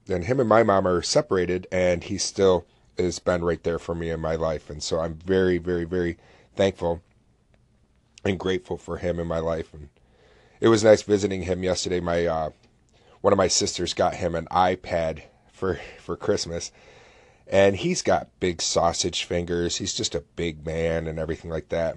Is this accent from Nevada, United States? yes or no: no; Oswego, New York, United States; SUNY Oswego, which is a college here in my hometown